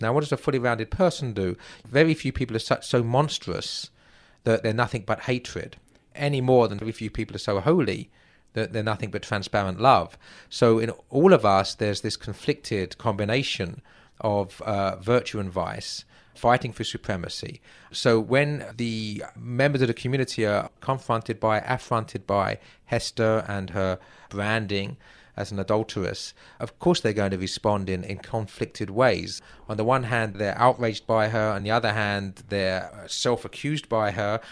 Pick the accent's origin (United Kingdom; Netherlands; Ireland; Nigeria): United Kingdom; England; moved away as an adult; now in United States; as an Englishman